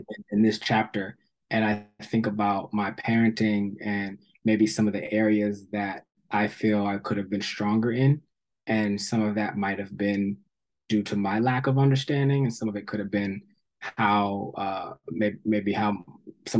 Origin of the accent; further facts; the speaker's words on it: Somerset, New Jersey, United States; moved away; also born or lived in Atlanta; I grew up in New Jersey